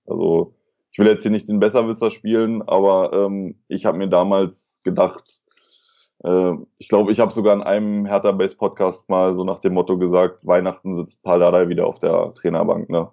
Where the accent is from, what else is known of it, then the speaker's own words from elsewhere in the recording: Berlin, Germany; moved away; ich bin in Neukölln geboren, also im Herzen, im, Her im Herzen Berlins. Äh, bin dann in, äh, im Südwesten der Stadt aufgewachsen.